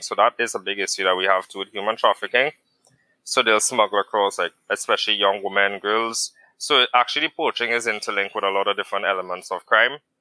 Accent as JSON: {"language": "English", "country": "Trinidad & Tobago", "said": "I reside currently in Trinidad and Tobago. So, I am Trinidadian"}